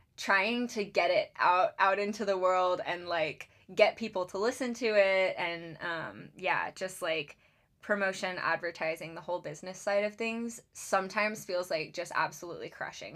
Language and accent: English; Charleston, South Carolina, United States; moved away as an adult; now in Seattle, United States; I grew up in Charleston, South Carolina, and I moved out to Seattle in, um, I believe it was 2018 for school.